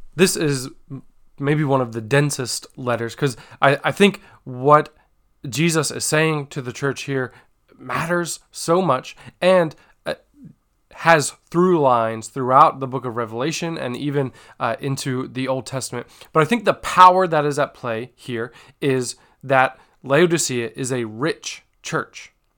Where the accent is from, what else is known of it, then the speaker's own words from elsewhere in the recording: United States; as a church, as the American church, as Hope Christian Fellowship